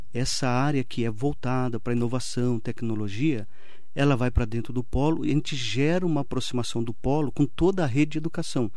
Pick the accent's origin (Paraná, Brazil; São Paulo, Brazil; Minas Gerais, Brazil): São Paulo, Brazil; Mogi das Cruzes; Sou de Mogi, nascido e criado em Mogi